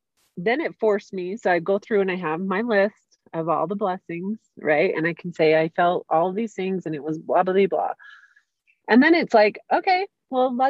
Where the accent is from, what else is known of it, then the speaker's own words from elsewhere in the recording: St. George, Utah, United States; moved away; I went to my hometown of St. George, Utah